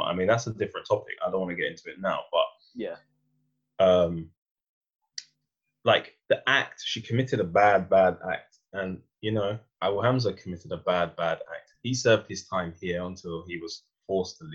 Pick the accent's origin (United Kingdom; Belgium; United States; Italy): United Kingdom; I say, I'm British by circumstance. Yeah, because I was born here. And listen, I know Britain